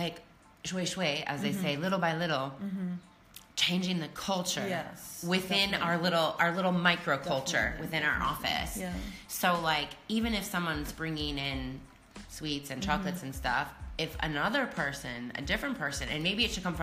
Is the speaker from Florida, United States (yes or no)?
no; Iowa, United States; where I grew up in Iowa, in the Midwest of the United States, on the Mississippi River